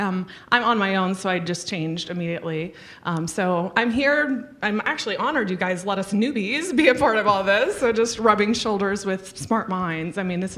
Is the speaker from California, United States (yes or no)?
no; Central Florida, United States; I'm from Central Florida. Probably the closest city is Orlando.